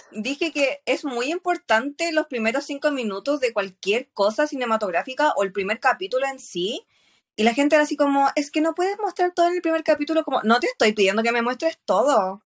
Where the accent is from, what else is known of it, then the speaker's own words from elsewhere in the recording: Chile; soy chilena